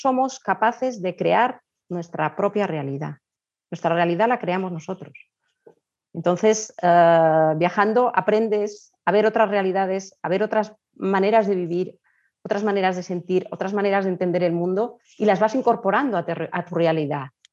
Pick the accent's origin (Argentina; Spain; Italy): Spain; also born or lived in Colombia; pero de pequeñita me fui a vivir a España